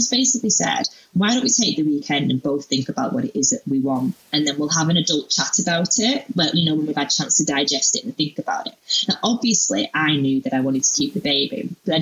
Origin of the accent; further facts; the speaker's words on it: United Kingdom; moved away as an adult; now in Australia; I'm a Brit